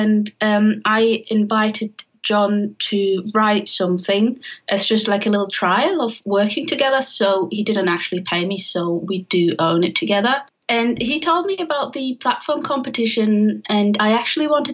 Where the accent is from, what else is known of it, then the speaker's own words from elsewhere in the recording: Germany; I'm originally from Germany